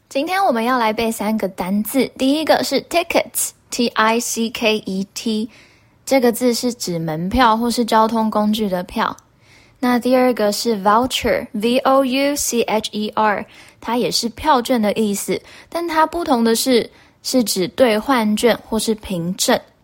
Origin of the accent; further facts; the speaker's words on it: Taiwan; 跟我们台湾人最相关的五倍券英文